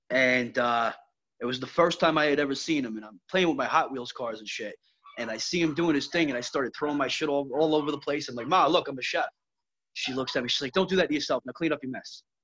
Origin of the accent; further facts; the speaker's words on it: Brooklyn, New York, United States; born there; So uh, I was born in Brooklyn, New York, back in 1979